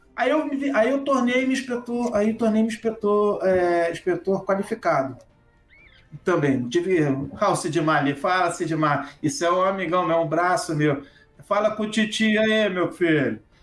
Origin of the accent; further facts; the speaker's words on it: Rio de Janeiro, Brazil; eu sou do Rio de Janeiro.